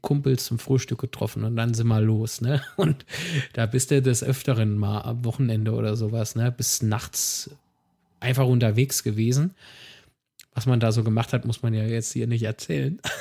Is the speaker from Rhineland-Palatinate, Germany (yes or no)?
yes; Rhineland-Palatinate, Germany; ich bin Pfälzer